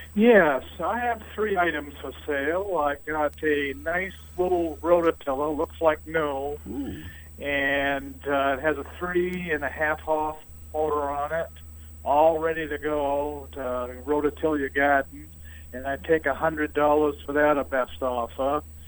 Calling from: East Dixfield, Maine, United States; I'm calling from East Dixfield

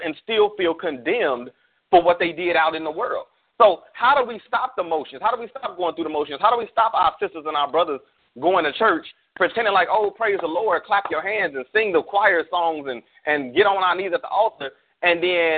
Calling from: Arizona, United States; Arizona, my home state currently.

